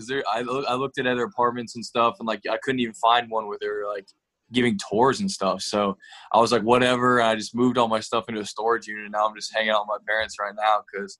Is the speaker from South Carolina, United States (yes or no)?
yes; Fort Mill, South Carolina, United States; now in Kernersville, United States; So, yeah, I grew up in Fort Mill. My parents live right outside Winston-Salem right now.